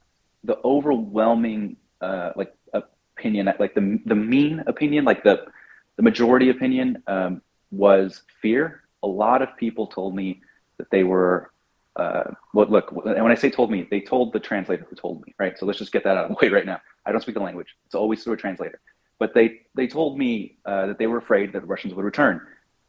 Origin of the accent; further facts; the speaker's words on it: United States; because I'm American